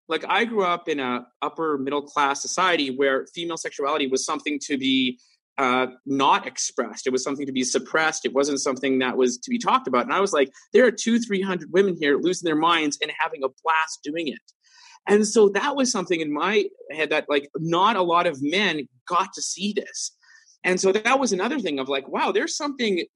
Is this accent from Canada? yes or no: yes; Vancouver, British Columbia, Canada; growing up in Vancouver, I worked in nightclubs a lot